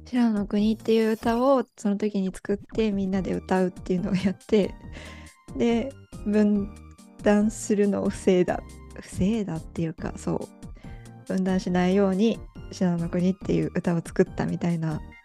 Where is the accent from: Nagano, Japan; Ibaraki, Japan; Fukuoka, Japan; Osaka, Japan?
Nagano, Japan; Ueda; now in Matsumoto, Japan; 前提として私松本で育ってなくてあの長野県の上田市っていうところで育っているので生粋の松本っ子では